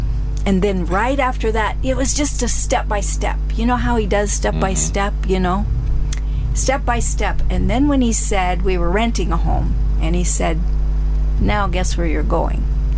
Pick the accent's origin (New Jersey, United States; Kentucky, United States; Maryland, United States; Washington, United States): Washington, United States; Darrington; moved away as an adult; now in Uganda; I wanted to kind of live in my hometown, you know, Darrington